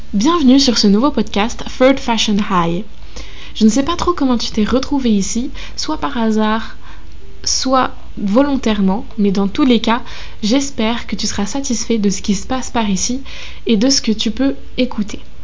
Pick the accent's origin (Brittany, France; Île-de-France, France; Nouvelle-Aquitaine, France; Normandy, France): Normandy, France; moved away as an adult; now in Lyon, France; je suis normande d'origine qui est à Lyon pour ses études